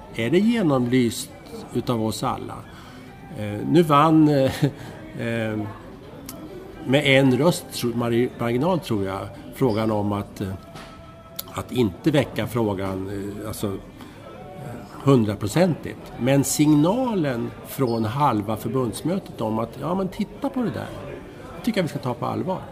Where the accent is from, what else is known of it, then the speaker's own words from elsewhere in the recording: Strängnäs, Södermanland, Sweden; jag växte upp i eh, Strängnäs